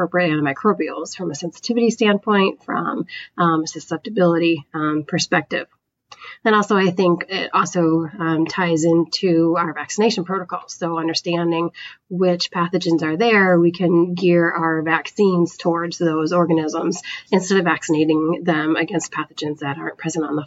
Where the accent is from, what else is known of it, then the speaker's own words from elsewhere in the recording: Northern New York, United States; moved away as an adult; now in Wisconsin, United States; I'm originally from the East Coast, though, not the Upper Midwest, from Northern New York